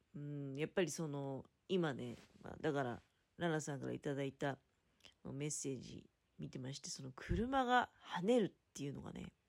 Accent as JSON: {"language": "Japanese", "town": "Tokamachi", "region": "Niigata", "country": "Japan", "tie": "born or raised there", "said": "実家の、ただ、人たちはね、十日町の人"}